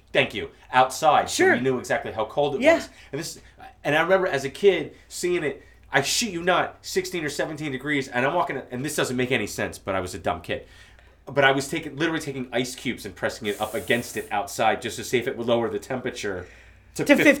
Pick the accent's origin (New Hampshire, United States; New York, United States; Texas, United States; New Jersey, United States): New Jersey, United States; Toms River; moved away; Which is where I'm from.